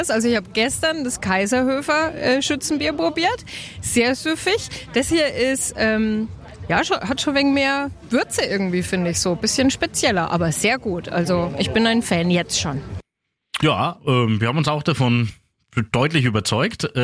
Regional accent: Küps, Bavaria, Germany; Hallo, ich komme aus Küps.

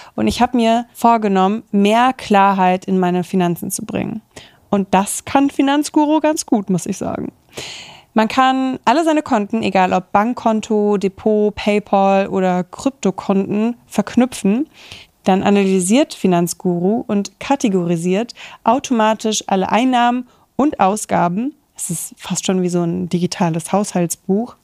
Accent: Kaiserslautern, Rhineland-Palatinate, Germany; now in Berlin, Germany; in Kaiserslautern, wo ich herkomme

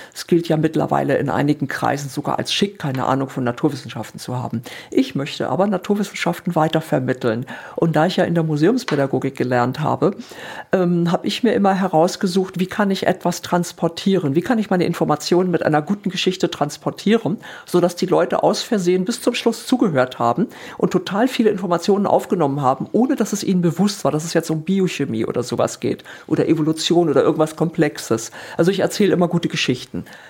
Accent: Hamburg, Northern Germany, Germany; moved away as an adult; now in Darmstadt, Germany; bin dann von Hamburg, ich bin eigentlich Norddeutsche und äh, Meeresliebhaberin, und dann bin ich irgendwann nach Darmstadt gezogen

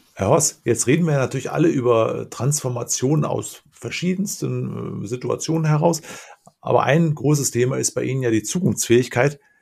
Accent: Lower Rhine, Germany; Ich bin auch ein Rheinländer, komme allerdings aus vom mhm. Niederrhein

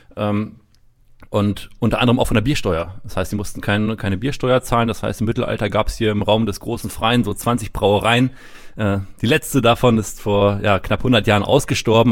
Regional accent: Rethmar, Lower Saxony, Germany; accent: northern; also born or lived in United States; man hört es schon, ich komme aus dem Norden, aus der Region Hannover, Redmar.

